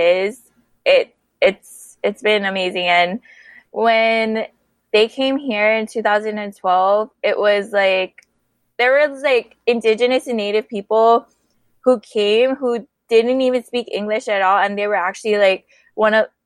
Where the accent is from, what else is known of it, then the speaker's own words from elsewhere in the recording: Papakolea, Oahu, Hawaii, United States; also born or lived in Kapule, Oahu; I come from Papakolea, now residing in Kapule on Oahu in the Hawaiian Kingdom